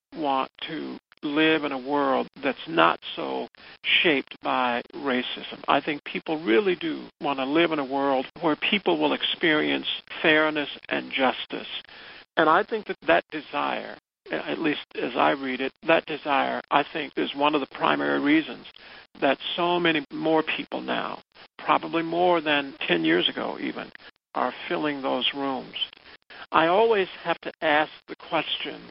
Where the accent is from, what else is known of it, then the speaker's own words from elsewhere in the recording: the South, United States; I grew up in the South. I'm African-American. I grew up in the South in the 1950s.